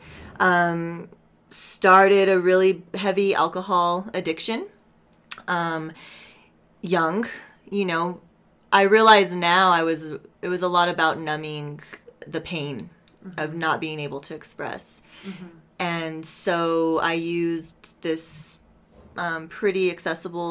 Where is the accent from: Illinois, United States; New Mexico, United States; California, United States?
New Mexico, United States; Santa Fe; I'm from Santa Fe, New Mexico. I was raised here.